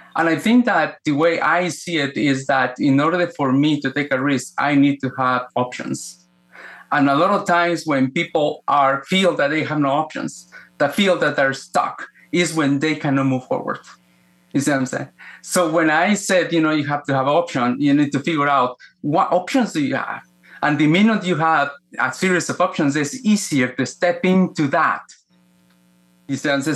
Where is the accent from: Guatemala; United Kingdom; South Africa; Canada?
Guatemala; moved away; I was born in Guatemala, Central America, uh, in a time in which was very violent for that part of the world, uh, political violence. I grew up in the middle of the Cold War